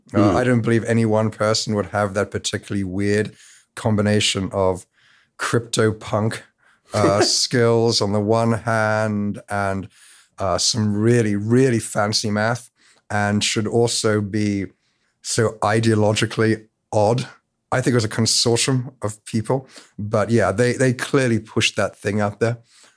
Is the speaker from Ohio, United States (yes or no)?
no; California, United States; because despite the accent, I'm from the Bay Area.